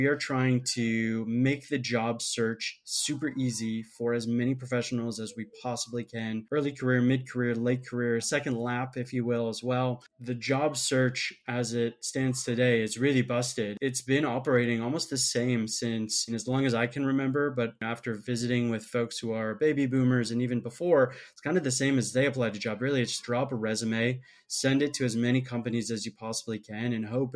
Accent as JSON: {"language": "English", "region": "Minnesota", "country": "United States", "also_born_or_lived": "Michigan", "moved": "yes", "said": "I'm from Minnesota originally"}